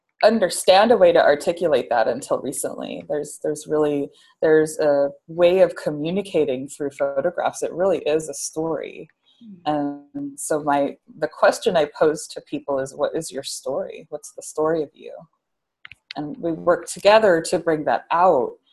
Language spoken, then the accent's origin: English; Seattle, Washington, United States; also born or lived in Santa Barbara; now in New York City, United States; I'm from Seattle, Washington